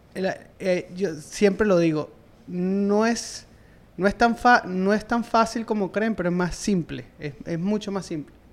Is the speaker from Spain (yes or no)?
no; Venezuela; moved away as an adult; como profesional de la industria, en mi país, en Venezuela, yo traté y me costó muchísimo, me tuve que ir